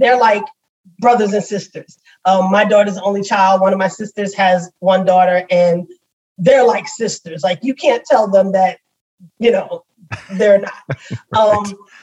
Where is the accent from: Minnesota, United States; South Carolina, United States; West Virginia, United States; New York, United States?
New York, United States; New York City; also born or lived in Florida; now in Georgia, United States; I grew up in New York. I actually grew up in the Bronx, New York.